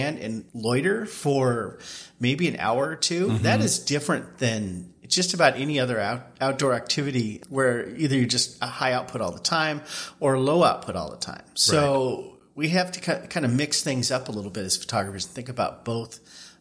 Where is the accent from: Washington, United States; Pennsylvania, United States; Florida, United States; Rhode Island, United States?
Washington, United States; Eastern; I grew up in Eastern Washington. And now we live on the wet sides of our respective states